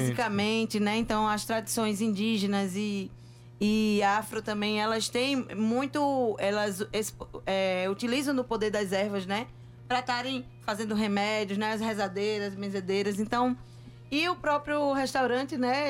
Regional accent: Pernambuco, Brazil; Eu sou pernambucana

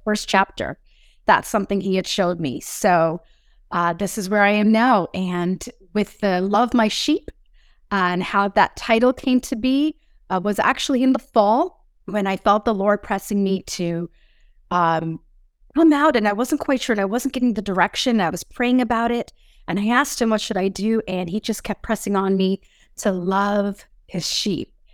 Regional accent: Springdale, Newfoundland and Labrador, Canada; I was born and raised, uh, on the east coast of Canada in province called Noveland

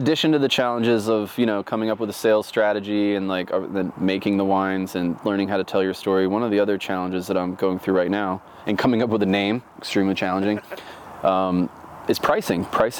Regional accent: Oregon, United States; I'm from Oregon. I make wine. I'm thousands of miles from home.

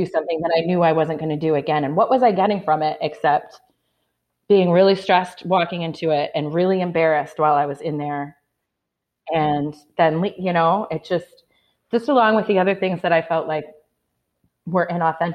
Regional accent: Flint, Michigan, United States; moved away; I'm from Michigan. I'm from Flint, Michigan

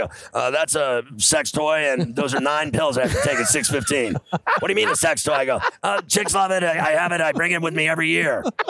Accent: Chicago, Illinois, United States; I grew up in Chicago.

